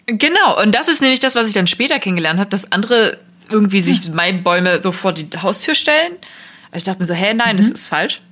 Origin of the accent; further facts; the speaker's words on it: Bautzen, Saxony, Germany; ich bin in Bautzen geboren und aufgewachsen, kleine Stadt in Ostsachsen